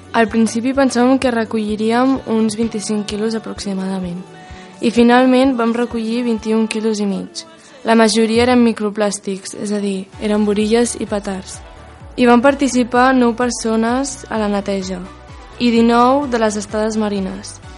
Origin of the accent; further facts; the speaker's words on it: Lleida, Catalonia, Spain; tinc 13 anys i vinc de Lleida